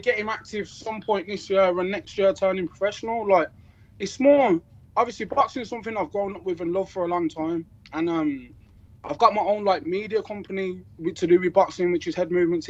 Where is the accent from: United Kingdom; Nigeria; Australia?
United Kingdom; Birmingham, West Midlands; I'm from Small Heath